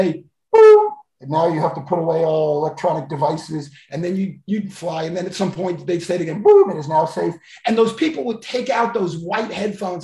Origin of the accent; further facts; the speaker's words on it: Miami Beach, Florida, United States; I grew up on Miami Beach, South Beach, that everyone thinks is so cool, is where I was actually born and grew up